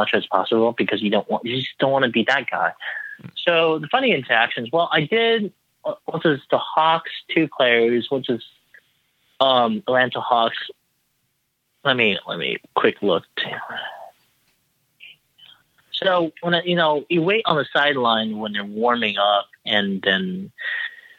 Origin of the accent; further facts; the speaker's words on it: Taiwan; I'm from Taiwan